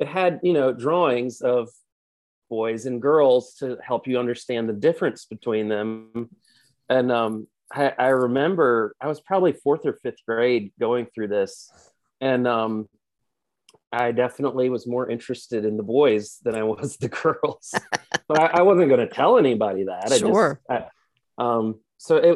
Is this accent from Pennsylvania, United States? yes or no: no; Cartersville, Virginia, United States; I grew up in rural Virginia, a tiny little town called Cartersville